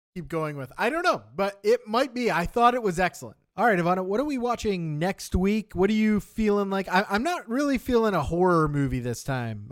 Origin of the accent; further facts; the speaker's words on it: Canada; I am sixth-generation Canadian now